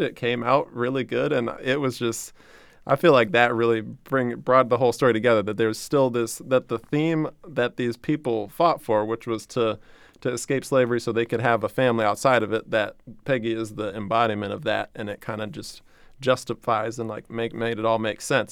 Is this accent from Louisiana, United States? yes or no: yes; New Orleans, Louisiana, United States; I'm from New Orleans